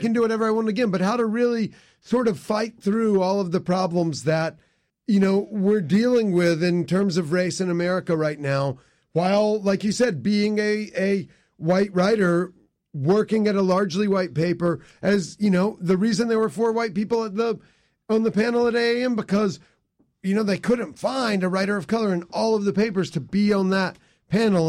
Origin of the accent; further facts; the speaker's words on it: near Lexington, South Carolina, United States; now in Baltimore, United States; I grew up in South Carolina originally, right, b, right by Lexington